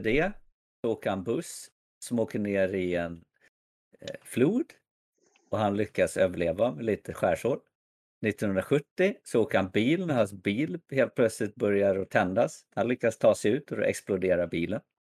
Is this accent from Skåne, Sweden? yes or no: no; Bålsta, Uppsala County, Sweden; now in Värmland, Sweden; jag kommer från Bålsta. men jag bor i Värmland